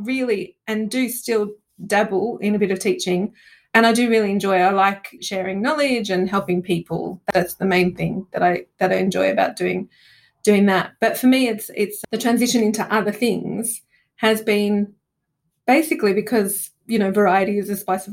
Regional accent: Australia; moved away as an adult; also born or lived in Italy; now in London, United Kingdom; being Australian and coming to the UK

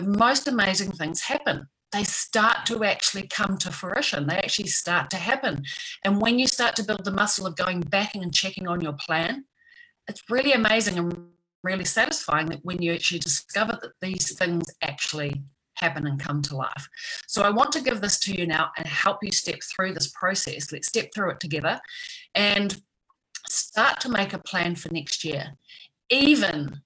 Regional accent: New Zealand; back in my home country in New Zealand

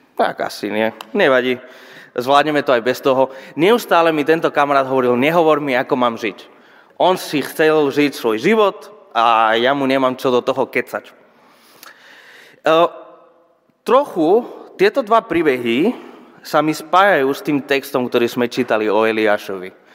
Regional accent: Spain; Slovak is a second language; moved away as an adult; now in Žilina, Slovakia; pochádzam zo Španielska

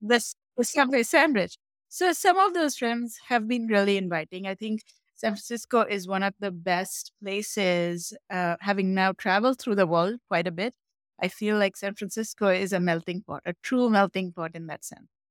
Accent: Mumbai, Maharashtra, India; moved away; I grew up in Mumbai, India.

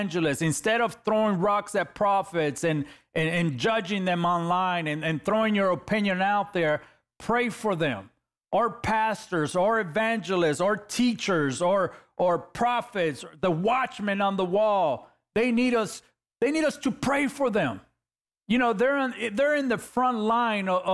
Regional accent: Los Angeles, California, United States; I'm a kid from East LA, California.

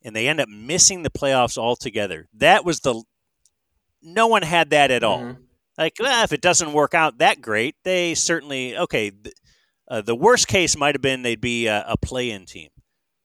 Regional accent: Cleveland, Ohio, United States; moved away; I'm originally from Cleveland

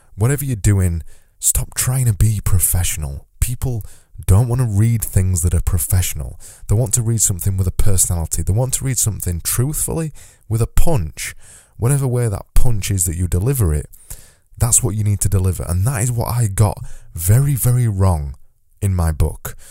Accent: Yorkshire and the Humber, United Kingdom; accent: Yorkshire; my Yorkshire accent means that I extend my vowels

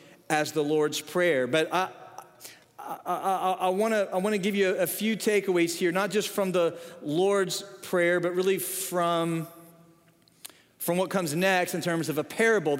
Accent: the North, United States; moved away; I grew up in the North

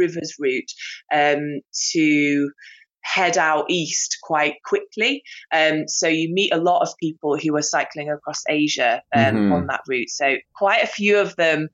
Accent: United Kingdom; I'm from Britain

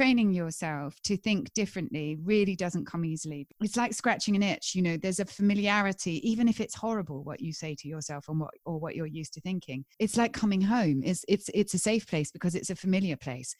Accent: England, United Kingdom; I'm English

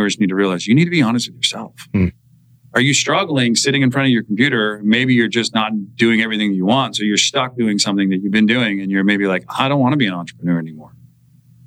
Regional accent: Santa Cruz, California, United States; We're both from Santa Cruz

